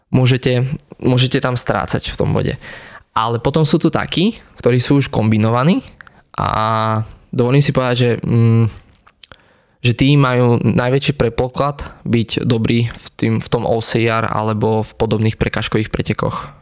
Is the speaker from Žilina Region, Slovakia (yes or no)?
no; Hozelec, Prešov Region, Slovakia; obyčajný chalan z Potatier, pochádzam z Hozelca